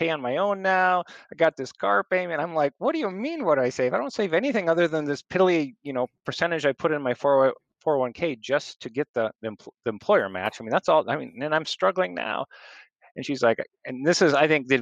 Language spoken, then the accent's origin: English; Lake Mills, Iowa, United States; I'm from Lake Mill